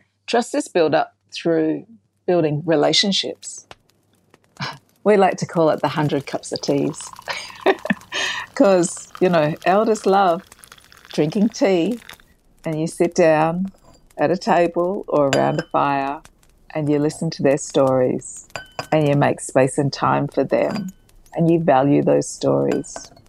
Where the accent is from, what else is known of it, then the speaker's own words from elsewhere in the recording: South Australia, Australia; And, you know, I grew up in South Australia.